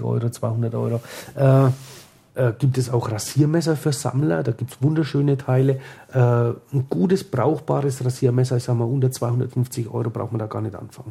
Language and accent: German; Franconia, Bavaria, Germany; hier bei uns in Franken